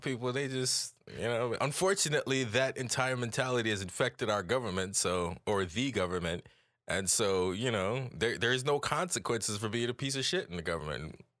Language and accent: English; Jamaica; as Jamaican people